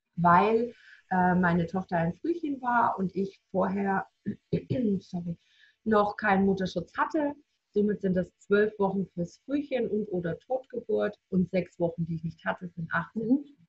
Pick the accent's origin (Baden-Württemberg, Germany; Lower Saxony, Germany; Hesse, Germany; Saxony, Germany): Baden-Württemberg, Germany; near Reutlingen, Stuttgart area; ich komme aus der Nähe von Reutlingen, Stuttgarter Bereich, im Baden-Württemberg